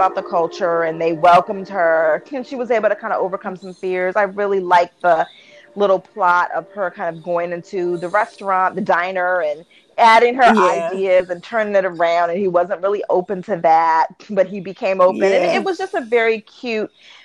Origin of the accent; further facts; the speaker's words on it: Baltimore, Maryland, United States; which is like my hometown area